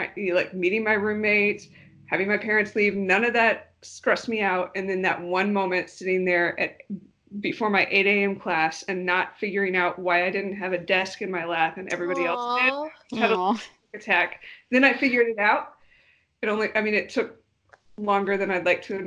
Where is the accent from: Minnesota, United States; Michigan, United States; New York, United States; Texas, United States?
Texas, United States; Dallas; I'm from Texas. I grew up in Dallas, spent a lot of time also down in South Texas.